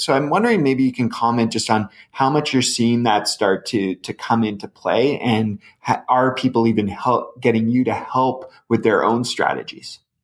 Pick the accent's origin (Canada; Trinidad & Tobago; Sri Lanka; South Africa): Canada; as a Canadian